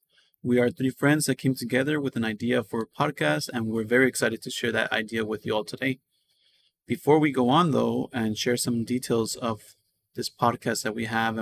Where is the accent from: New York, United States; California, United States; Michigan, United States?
California, United States; Los Angeles; also born or lived in Texas; I'm first generation born in the U.S. My family is from Guadalajara, Jalisco. I was born in Texas, but I was raised pretty much all my life in East L.A., East Los Angeles.